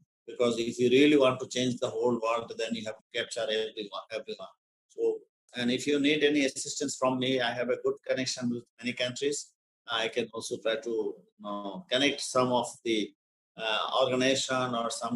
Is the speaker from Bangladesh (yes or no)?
yes; Bangladesh; first language Bengali; English is a second language; My native language is Bangla. We call Bangladesh, and Bangla is our native language